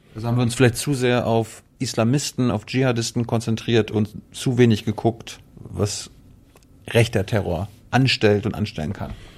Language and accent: German; Malchin, Mecklenburg-Vorpommern, Germany; ich bin Mecklenburger